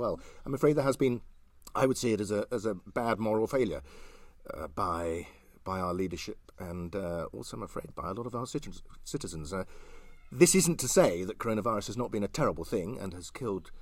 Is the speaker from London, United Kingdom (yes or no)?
no; Cirencester, South West England, United Kingdom; moved away as an adult; also born or lived in Gloucestershire / Colwall, Herefordshire; now in Herefordshire, United Kingdom; I was born in Cirencester